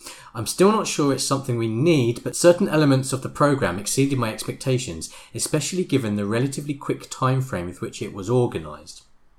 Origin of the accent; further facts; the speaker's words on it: Omaha, Nebraska, United States; now in Chicago, United States; Though I've lived in Chicago for the past 16 years, I'm originally from Omaha, Nebraska, which has a super vibrant indie music scene.